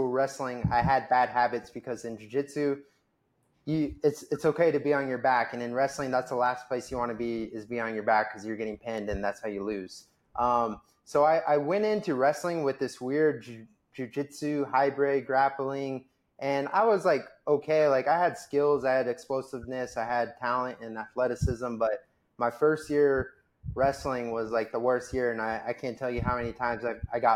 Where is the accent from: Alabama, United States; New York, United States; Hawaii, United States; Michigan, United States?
Hawaii, United States; Oahu; growing up in Hawaii, it's just at the time when I was in high school